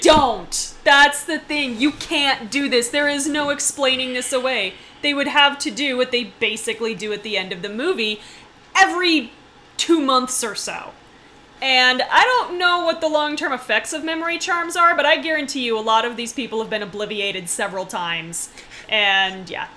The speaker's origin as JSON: {"language": "English", "country": "United States", "said": "I'm the American who doesn't speak German"}